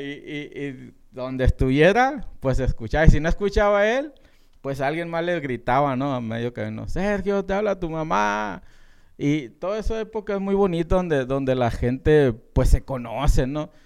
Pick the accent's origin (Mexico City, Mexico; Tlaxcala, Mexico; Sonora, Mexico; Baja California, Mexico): Sonora, Mexico; southern; moved away; los dos somos de Sonora, aunque ella es del norte y yo soy del sur de Sonora